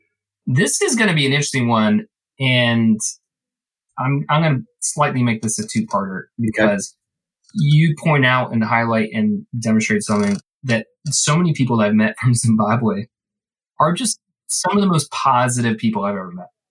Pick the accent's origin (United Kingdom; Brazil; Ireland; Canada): Ireland; I'm Irish. The famine was terrible for us